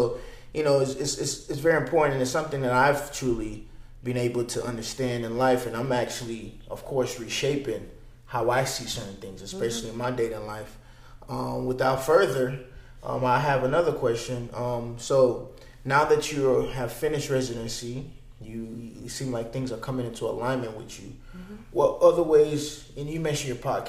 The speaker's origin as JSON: {"language": "English", "town": "Dallas", "region": "Texas", "country": "United States", "said": "I'm from Dallas"}